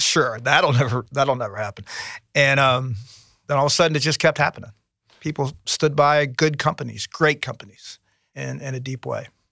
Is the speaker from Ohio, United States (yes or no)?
yes; Cincinnati, Ohio, United States; now in Hampton Roads, Virginia, United States; I'm from Cincinnati